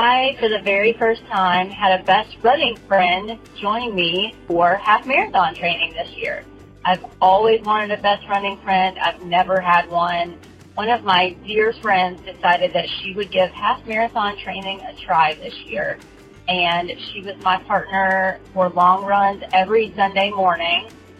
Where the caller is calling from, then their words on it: Watkinsville, Georgia, United States; I'm calling from Watkinsville, Georgia.